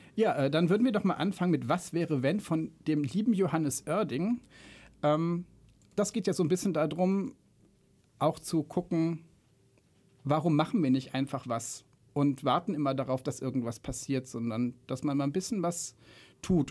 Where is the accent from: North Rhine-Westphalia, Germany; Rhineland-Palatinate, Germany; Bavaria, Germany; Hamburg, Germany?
North Rhine-Westphalia, Germany; Remscheid; moved away as an adult; now in Frankfurt, Germany; zugezogener Frankfurter seit na, zwölf Jahren jetzt, glaube ich. Ähm, ursprünglich äh, komme ich aus der wunderschönen Stadt Remscheid